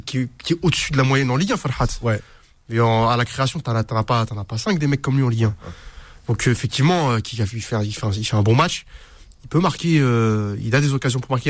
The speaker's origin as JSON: {"language": "French", "country": "Algeria", "said": "je suis un Algérien"}